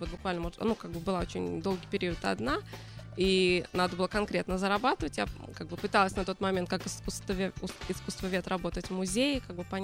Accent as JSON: {"language": "Russian", "region": "Moscow", "country": "Russia", "moved": "as an adult", "lives_now": "Israel", "said": "Я приехала 18 лет сюда из Москвы и сразу попала в университет, можно сказать, по такой программе."}